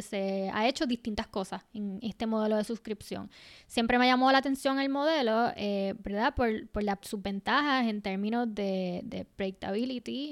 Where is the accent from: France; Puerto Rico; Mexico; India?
Puerto Rico; lo que somos nosotras, las puertorriqueñas y las latinas